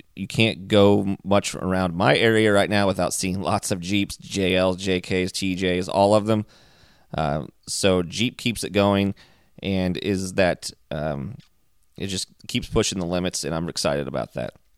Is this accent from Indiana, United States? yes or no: yes; Indiana, United States; I grew up in Indiana, and my parents had a full service gas station with automotive repair